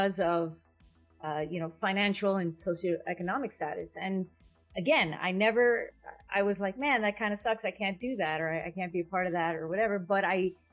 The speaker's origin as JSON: {"language": "English", "town": "Hialeah", "region": "Florida", "country": "United States", "tie": "born or raised there", "said": "I grew up in Miami."}